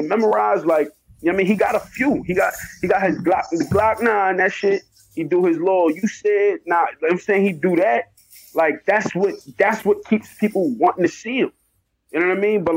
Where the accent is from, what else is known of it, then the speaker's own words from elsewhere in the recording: New York, United States; I'm from New York